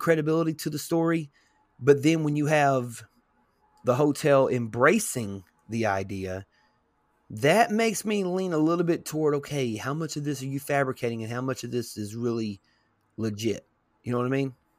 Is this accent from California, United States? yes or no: no; Tennessee, United States; my home state, state of Tennessee